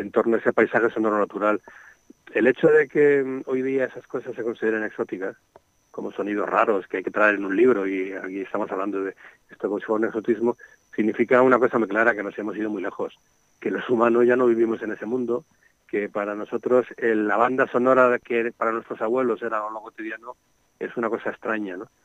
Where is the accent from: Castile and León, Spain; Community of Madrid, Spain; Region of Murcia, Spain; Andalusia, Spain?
Community of Madrid, Spain; Madrid; now in Segovia, Spain; Yo era un niño urbano, yo soy de Madrid, aunque vivo en Segovia, ¿no? Pero yo era un niño urbano de una barriada de Madrid